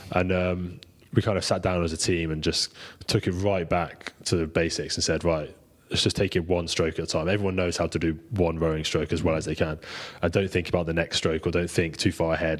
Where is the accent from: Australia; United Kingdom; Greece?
United Kingdom; being British, we've obviously got pretty strong heritage in it